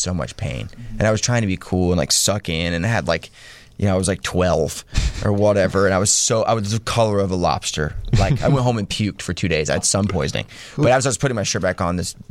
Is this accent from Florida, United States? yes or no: yes; Florida, United States; we're from Florida